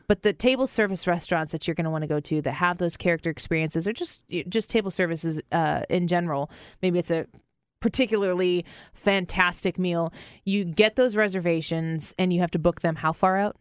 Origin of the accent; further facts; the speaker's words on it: St. Louis, Missouri, United States; I'm from Saint Louis, and we're doing this, uh, podcast out of Saint Louis